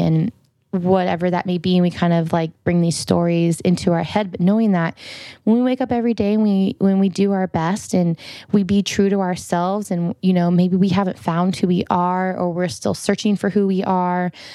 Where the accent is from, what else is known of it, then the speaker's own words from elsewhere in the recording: Farmington, Iowa, United States; we were out in the middle of nowhere because I'm from Farmington, Iowa.